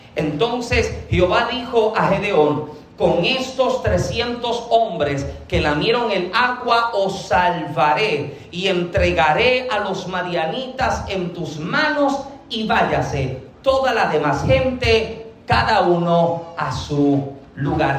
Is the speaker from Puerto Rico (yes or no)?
yes; Puerto Rico; yo soy boricua, yo hablo como si corro